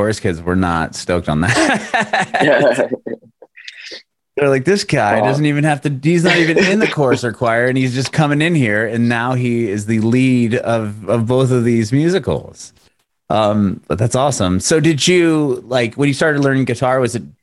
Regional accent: San Diego, California, United States; I'm originally from San Diego

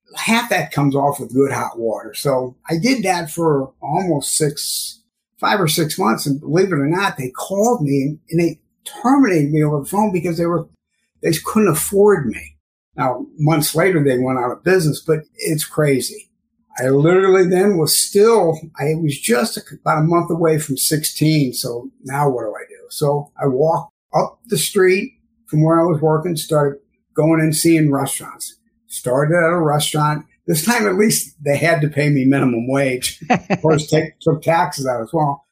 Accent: St. Louis, Missouri, United States; now in New York, United States; I'm originally from St. Louis, Missouri, what they call the suburbs out in the West County area

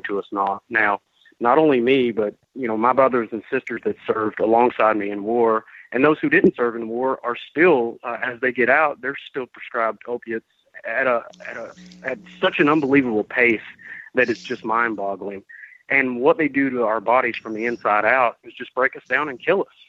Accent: Georgia, United States; also born or lived in Vermont; I came back to Georgia because I wanted to take this fight back to my home state where I'm from

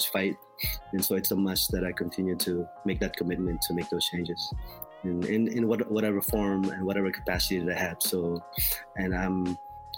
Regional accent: Philippines; moved away; I grew up in the Philippines in poverty along the Riles in the shantytown.

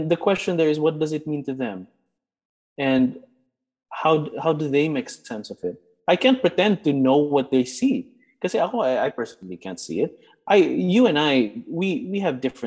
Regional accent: Philippines; as a Filipino Catholic

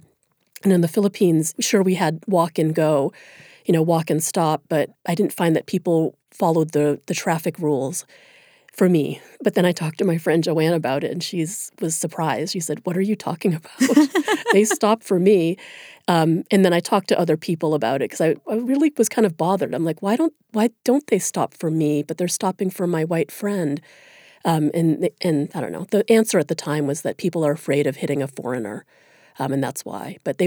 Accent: United States; As soon as I opened my mouth, I was read as an American, which of course I am, and that meant something good.

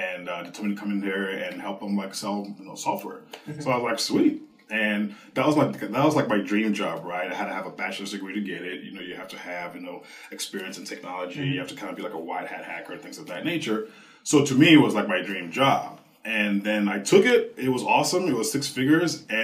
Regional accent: St. Louis, Missouri, United States; moved away as an adult; now in Chicago, United States; I'm originally from St. Louis. I decided to move to Chicago

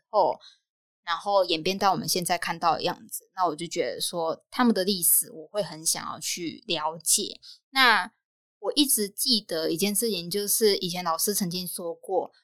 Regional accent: Taiwan; moved away as an adult; now in Thailand; 一直以来在台湾的生活 ，它虽然是我的家乡没有错

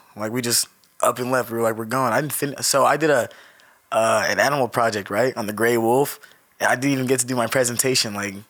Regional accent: Southern California, United States; also born or lived in Orange County / Moreno Valley / Riverside / Los Angeles; I'm from California, bro. Southern California. I like to say I'm a nomad, you know, a bit of a nomad. I've lived all over SoCal. I lived in Moreno Valley for a bit, Riverside. I stayed in LA with my auntie for a while.

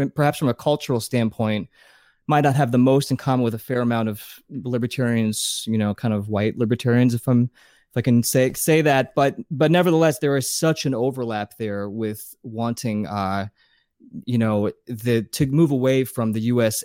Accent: New Jersey, United States; also born or lived in Pennsylvania / Massachusetts / Arizona / Las Vegas; now in Los Angeles, United States; I grew up in New Jersey. Then we moved to Pennsylvania. I went to high school in Pennsylvania

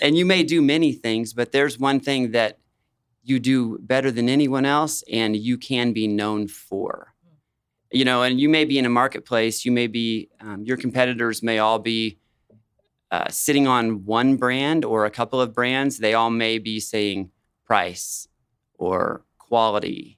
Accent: Wichita, Kansas, United States; also born or lived in Colorado; I was born in Colorado, but I've lived in Wichita almost all my life

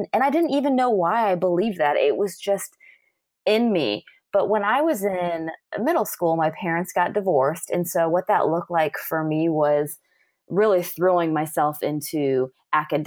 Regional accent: California, United States; moved away as an adult; I grew up in California, and I was there until I was about 26 or 27.

